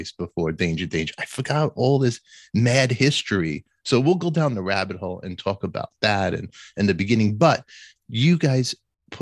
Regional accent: New York City, New York, United States; I'm from Brooklyn, from Canarsie

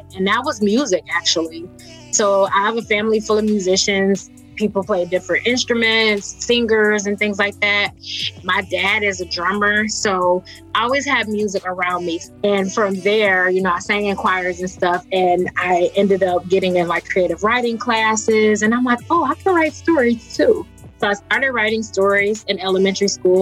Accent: Detroit, Michigan, United States; growing up in Detroit

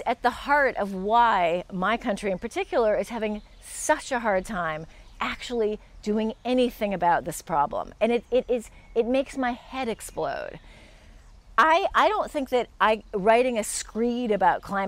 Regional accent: United States; being an American

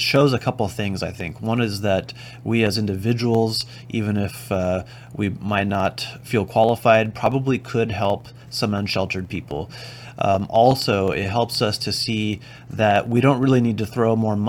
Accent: Oxnard, California, United States; I grew up in Oxnard, California, and that's where my office is

